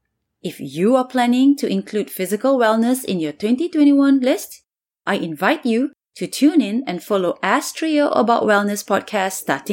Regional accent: Singapore; moved away as an adult; now in New York City, United States; I'm from Singapore and have been living in New York City for 20 years

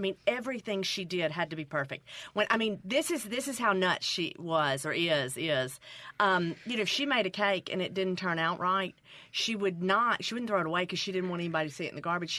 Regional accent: Mississippi Delta, United States; moved away; also born or lived in Memphis, Tennessee; I grew up in the Delta, and my parents ended up divorced, and we moved to Memphis

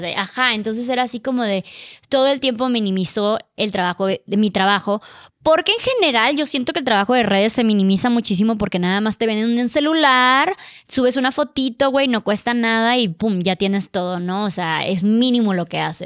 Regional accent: Mexico; now in Mexico City, Mexico; ya estaba yo en mi país

